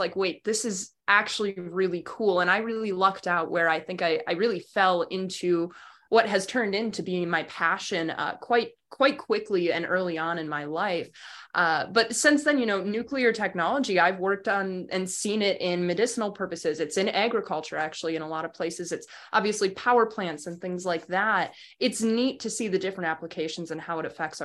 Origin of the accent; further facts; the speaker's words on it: Wausau, Wisconsin, United States; I grew up in Wausau, was born and raised there, and that's central Wisconsin